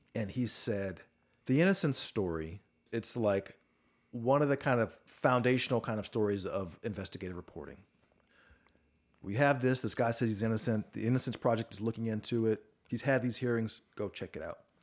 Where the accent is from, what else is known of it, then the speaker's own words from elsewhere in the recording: Atlanta, Georgia, United States; Atlanta, Georgia, which is my hometown.